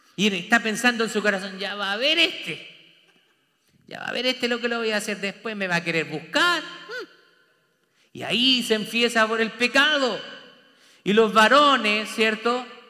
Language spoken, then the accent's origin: Spanish; Chile; moved away as an adult; now in Texas, United States; yo soy de Chile